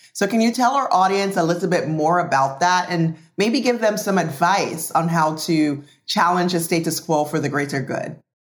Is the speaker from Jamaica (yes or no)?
yes; Jamaica; moved away; I was born and raised in Jamaica